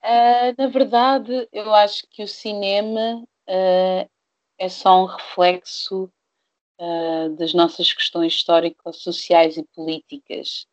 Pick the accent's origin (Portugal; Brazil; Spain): Portugal; Eu nasci em Portugal, sou hum. negra, sou preta